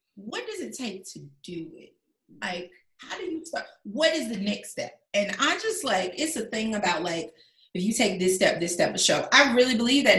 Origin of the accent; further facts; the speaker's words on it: the South, United States; moved away as an adult; also born or lived in Los Angeles, United States / Las Vegas, United States; my hometown's two hours away from here. On the drive to Atlanta